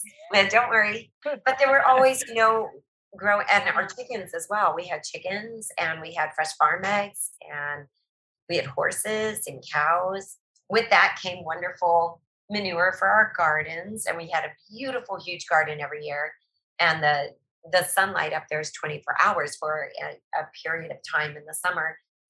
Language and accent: English; Eagle River, Alaska, United States; country of Eagle River, which is just north of Anchorage. And we grew up on a farm.